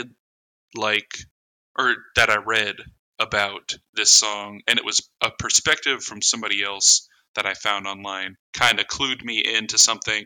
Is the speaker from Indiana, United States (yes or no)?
yes; Indiana, United States; we're from Indiana